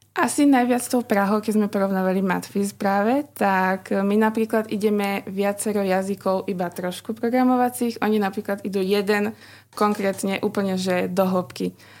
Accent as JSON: {"language": "Slovak", "area": "Orava", "region": "Žilina Region", "country": "Slovakia", "moved": "as an adult", "lives_now": "Bratislava, Slovakia", "said": "som z Oravy"}